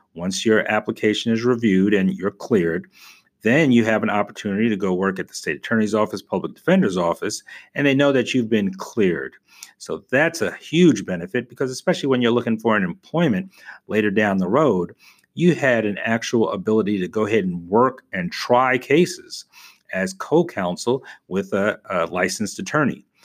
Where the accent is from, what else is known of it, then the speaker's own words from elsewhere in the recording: New York, United States; now in Tampa, United States; I was from New York, so I knew I wanted to live in the Northeast